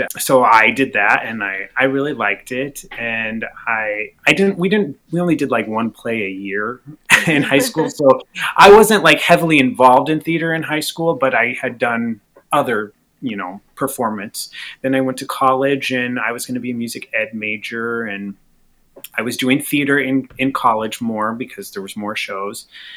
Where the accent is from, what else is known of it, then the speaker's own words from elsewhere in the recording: Southeast Iowa, United States; moved away; also born or lived in Brownville / Chicago; I'm from Southeast Iowa